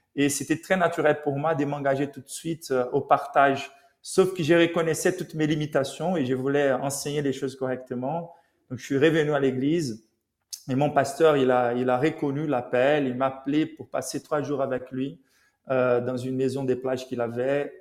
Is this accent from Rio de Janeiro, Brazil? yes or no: yes; Rio de Janeiro, Brazil; now in Paris, France; je suis né à Rio, donc au Brésil